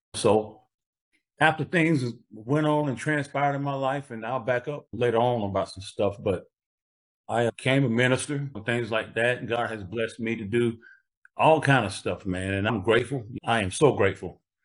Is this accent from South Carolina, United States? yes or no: yes; Greenville, South Carolina, United States; born or raised there